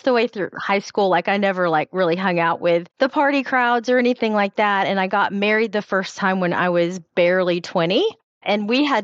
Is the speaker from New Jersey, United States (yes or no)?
no; Tennessee, United States; I'm from Tennessee